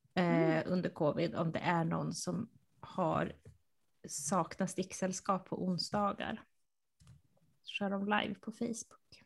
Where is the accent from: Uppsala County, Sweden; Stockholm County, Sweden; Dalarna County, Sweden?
Uppsala County, Sweden; Uppsala; moved away; Jag, jag är uppvuxen i centrala Uppsala